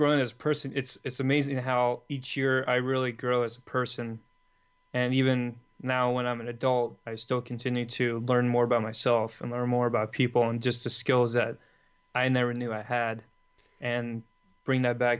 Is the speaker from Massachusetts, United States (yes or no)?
no; Los Angeles, California, United States; I'm from Los Angeles, California. I'm the oldest of 5 kids